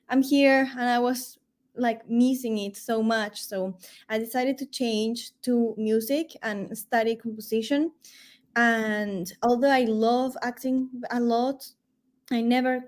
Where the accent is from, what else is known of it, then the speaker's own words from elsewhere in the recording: Peru; I am from Peru at origin, and we love having music everywhere